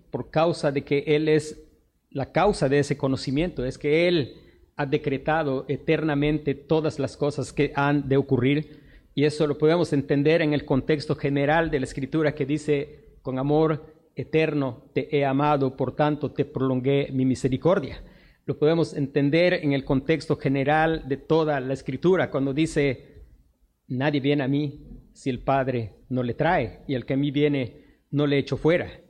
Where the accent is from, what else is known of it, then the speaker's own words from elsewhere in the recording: Mexico; nosotros somos expatriados. Esta no es nuestra patria. No importa que nosotros nacimos mexicanos, somos mexicanos, pero esta no es nuestra patria.